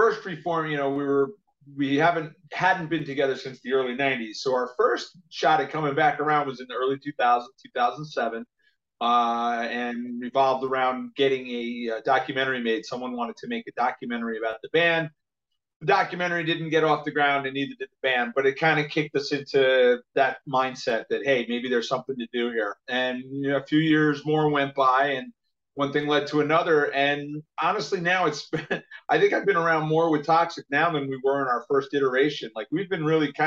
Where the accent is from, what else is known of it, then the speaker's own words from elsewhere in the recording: United States; I'm an American